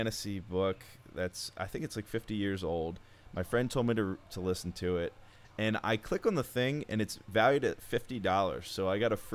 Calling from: New York City, New York, United States; I'm calling in from New York City, New York

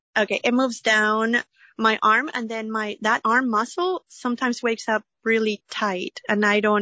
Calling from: San Jose, California, United States; I'm calling from San Jose, California.

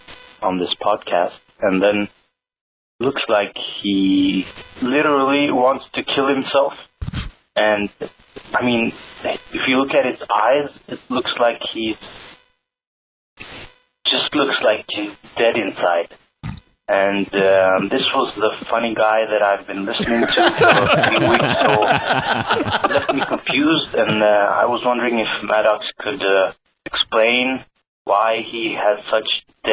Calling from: Norway; Hi, I'm calling from Norway.

